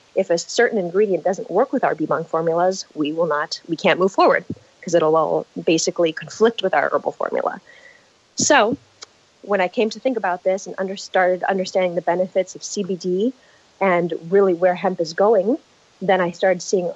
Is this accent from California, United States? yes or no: yes; San Diego, California, United States; I come from San Diego, California, grew up here in La Jolla